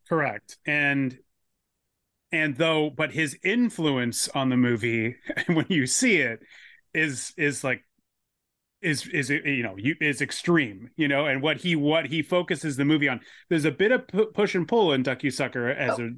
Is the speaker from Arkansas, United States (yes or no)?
no; San Diego, California, United States; I grew up in San Diego